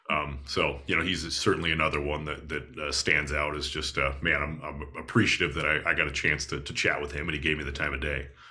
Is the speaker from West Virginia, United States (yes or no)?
no; Bozeman, Montana, United States; I grew up in Bozeman